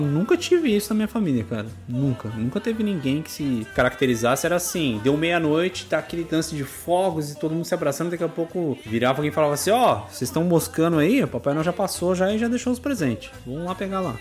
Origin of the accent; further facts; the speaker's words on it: Brazil; nós somos brasileiros, então a gente caga mesmo